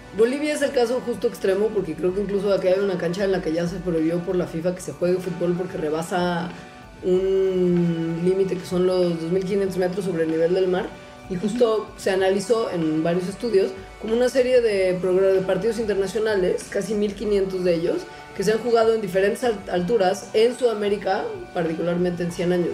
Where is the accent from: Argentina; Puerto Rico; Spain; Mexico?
Mexico; also born or lived in Mexico City; uno como mexicano está acostumbrado a vivir en la CDMX